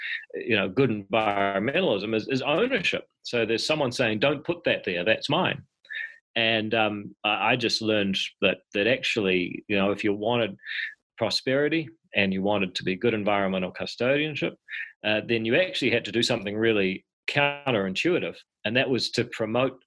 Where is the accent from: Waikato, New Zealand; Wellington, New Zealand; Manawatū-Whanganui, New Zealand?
Manawatū-Whanganui, New Zealand; Palmerston North; also born or lived in Auckland; I was born in Palmerston North